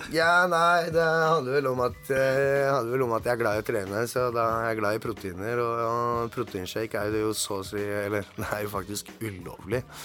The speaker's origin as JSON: {"language": "Norwegian", "region": "Oslo", "country": "Norway", "said": "jeg er fra Tveita, Oslo"}